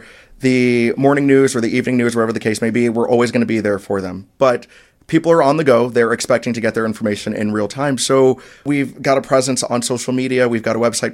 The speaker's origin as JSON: {"language": "English", "town": "Orlando", "region": "Florida", "country": "United States", "tie": "born or raised there", "also_born_or_lived": "South Bend / Charleston", "moved": "as an adult", "said": "in my hometown in Orlando"}